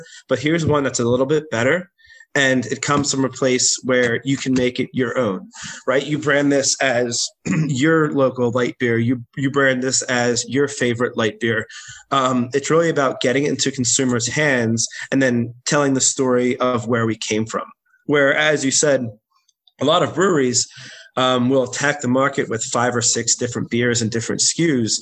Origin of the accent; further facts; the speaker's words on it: Drexel Hill, Pennsylvania, United States; it's the first street I grew up on in Drexel Hill in Delaware County. So Kenwood was my street that I spent the first 10, 15 years of my life.